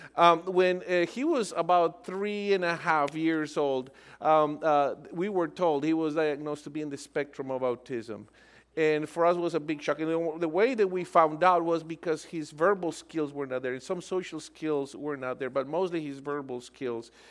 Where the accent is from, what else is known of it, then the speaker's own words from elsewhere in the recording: Colombia; moved away; I'm originally from Colombia.